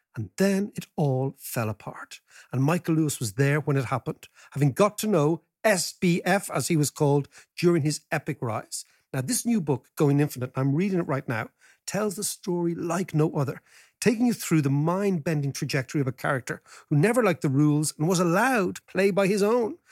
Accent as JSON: {"language": "English", "country": "Ireland", "said": "I'm Irish"}